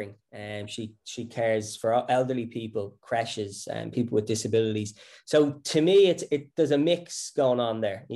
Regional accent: County Wicklow, Ireland; I grew up in Wicklow, country boy.

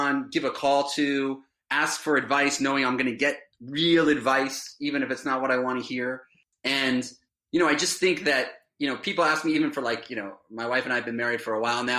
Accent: Miami, Florida, United States; now in Westfield, United States; growing up in Miami

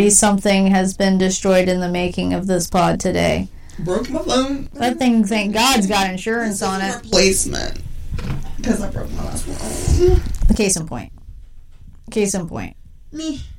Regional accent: United Kingdom; You have to understand we're from Britain. We don't

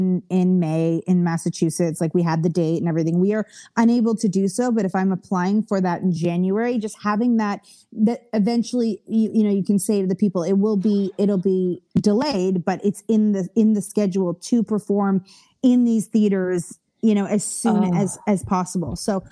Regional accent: Canada; now in United States; I'm Canadian. So the only way that I can, legally work in the US is to have an O-1 visa.

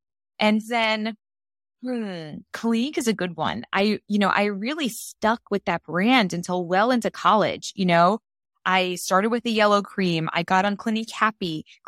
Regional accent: New York, United States; I grew up in Queens in New York, and one of the first brand affinities that you kind of acquire when you're from Queens is a sneaker brand.

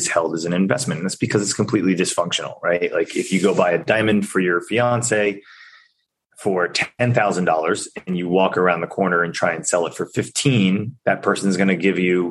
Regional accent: Chappaqua, New York, United States; my hometown in Chappaqua

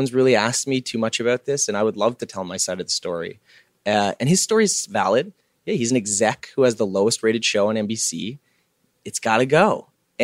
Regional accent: Canada; I'm a kid from Canada

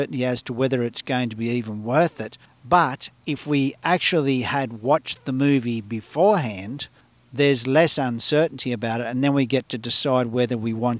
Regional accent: Australia; we're growing up in Australia and being educated in Australia.

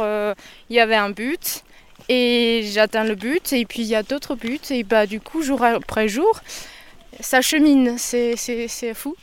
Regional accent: China; moved away as an adult; now in France; Je suis chinoise d'origine, mais je suis française aujourd'hui.

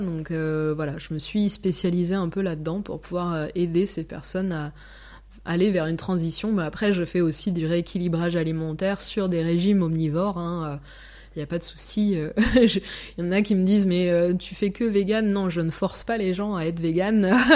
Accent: France; moved away as an adult; now in Zurich, Switzerland; je suis française

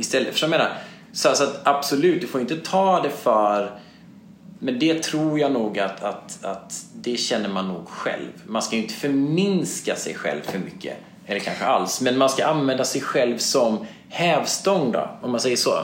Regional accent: Småland, Sweden; jag som är smålänning, född på 70-talet, från en entreprenörsfamilj

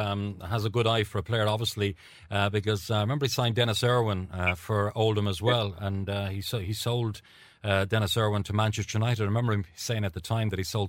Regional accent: Cork, Munster, Ireland; when I was a young lad growing up in Cork

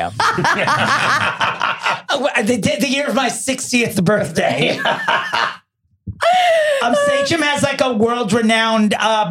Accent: Smithtown, New York, United States; also born or lived in Oceanside, New York; I grew up in Oceanside and then moved to Smithtown. I graduated from Smithtown.

